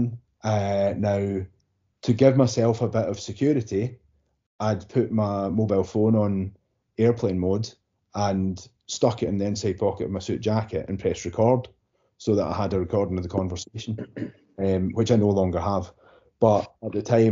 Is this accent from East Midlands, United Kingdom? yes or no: no; Glasgow, Scotland, United Kingdom; I'm from Kirkcartan, the south side of Glasgow